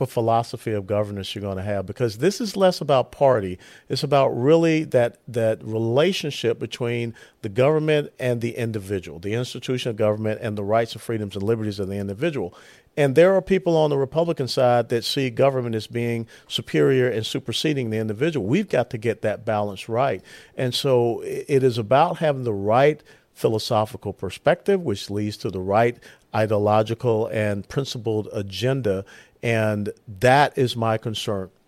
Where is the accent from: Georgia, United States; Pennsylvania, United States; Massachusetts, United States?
Georgia, United States; Atlanta; now in Texas, United States; I grew up in Atlanta, Georgia